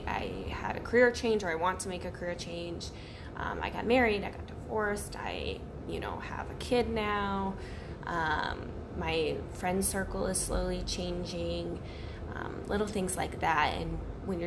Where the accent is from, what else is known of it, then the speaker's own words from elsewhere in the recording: Missouri, United States; now in Chicago, United States; I'm from Missouri and I moved to Chicago